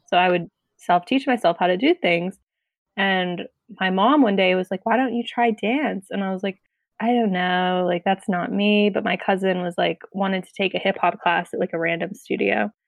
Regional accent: Acton, Massachusetts, United States; I'm from Acton, Massachusetts

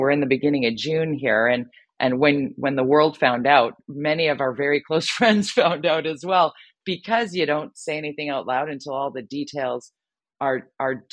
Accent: Vancouver, British Columbia, Canada; work in my hometown here in Vancouver

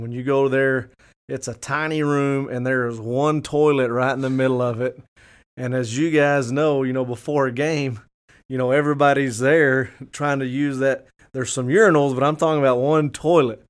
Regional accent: Fort Stockton, Texas, United States; moved away; I went, uh, on to coach one year in Fort Stockton

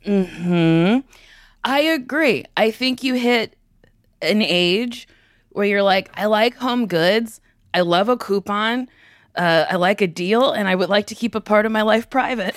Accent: Middletown, New Jersey, United States; I'm from Middletown, New Jersey

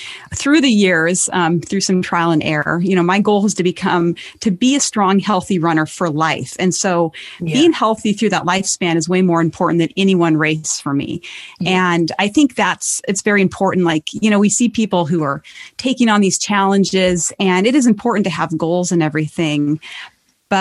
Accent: Montana, United States; my home state is Montana

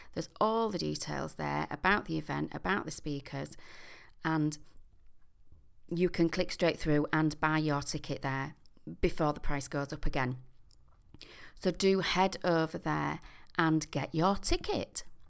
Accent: York, Yorkshire and the Humber, United Kingdom; my hometown of York

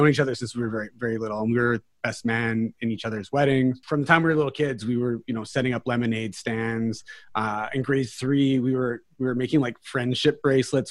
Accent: New Westminster, British Columbia, Canada; I was born here in Vancouver, British Columbia. Specifically, I was born in New West, which is part of Vancouver, British Columbia.

